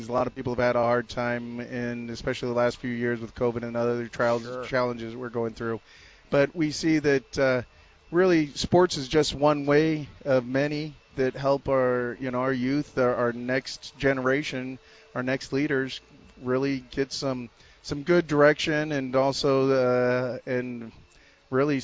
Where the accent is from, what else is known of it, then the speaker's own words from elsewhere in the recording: Phoenix, Arizona, United States; also born or lived in Tucson; now in Scottsdale, United States; I'm from Phoenix, Arizona. Born and raised in Phoenix.